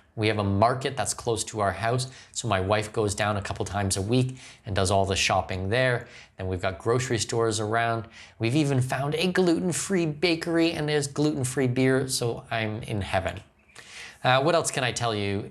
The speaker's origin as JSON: {"language": "English", "region": "Ontario", "country": "Canada", "moved": "yes", "lives_now": "Panama", "said": "I'm from Ontario"}